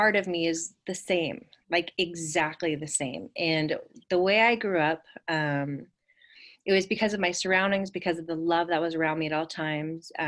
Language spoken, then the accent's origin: English; the Redwoods in Northern California, United States; I grew up on acreage in the Redwoods in Northern California